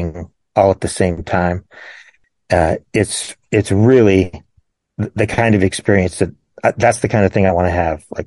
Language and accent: English; Pittsburgh, Pennsylvania, United States; I was born in Pittsburgh, just north of Pittsburgh, PA